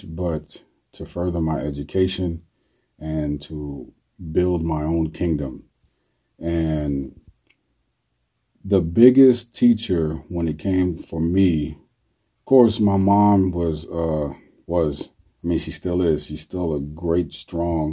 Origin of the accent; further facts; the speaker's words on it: New York City, New York, United States; My neighborhood, I grew up in the South Bronx, was a pretty bad neighborhood.